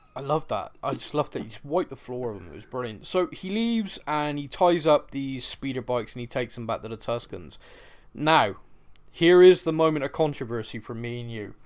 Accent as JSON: {"language": "English", "town": "Bristol", "region": "South West England", "country": "United Kingdom", "said": "I'm from Bristol here in England"}